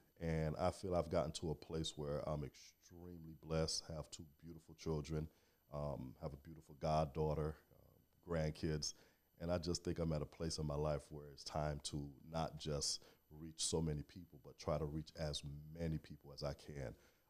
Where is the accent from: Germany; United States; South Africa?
United States; Miami, Florida; also born or lived in Haiti (ancestry) / Alabama / Iowa; Born and raised in Miami, Florida. Attended college, Alabama A&M, and in Iowa. But after college, came back home